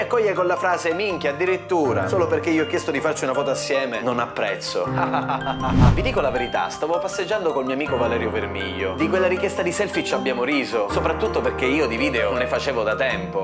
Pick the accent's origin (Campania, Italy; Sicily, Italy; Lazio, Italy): Sicily, Italy; Palermo; d'ordinanza in quanto palermitano